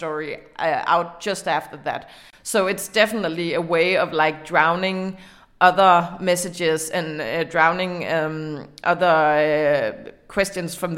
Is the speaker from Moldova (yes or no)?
no; Denmark; in Denmark we are adapting American trends